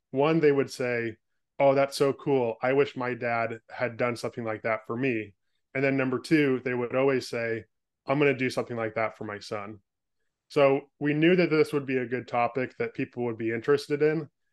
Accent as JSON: {"language": "English", "region": "California", "country": "United States", "tie": "born or raised there", "moved": "as an adult", "lives_now": "Portland, United States", "said": "was born and raised in California, spent the first twenty-five years of my life there"}